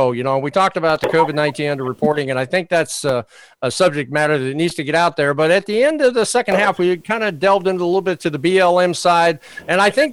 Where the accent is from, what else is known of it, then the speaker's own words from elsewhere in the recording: Alexandria, Virginia, United States; also born or lived in Washington, D.C.; I was raised in Virginia